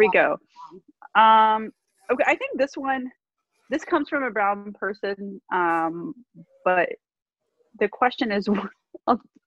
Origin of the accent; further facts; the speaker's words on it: Alabama, United States; moved away as an adult; also born or lived in Palestine; now in New York, United States; I grew up in Alabama